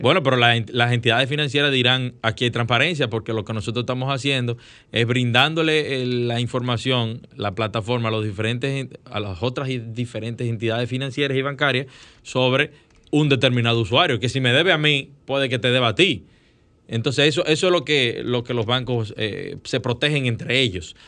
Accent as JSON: {"language": "Spanish", "country": "Dominican Republic", "said": "Es verdad que nosotros tenemos que fortalecer nuestra frontera"}